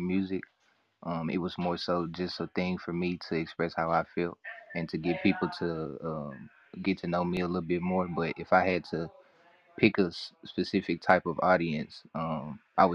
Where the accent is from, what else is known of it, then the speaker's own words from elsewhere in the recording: Memphis, Tennessee, United States; I'm from Memphis, Tennessee, artist, songwriter, poet.